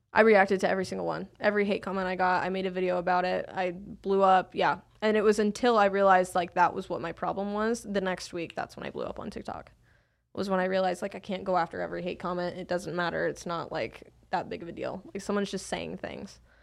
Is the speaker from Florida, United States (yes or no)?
no; Salt Lake City, Utah, United States; I grew up in Salt Lake City, Utah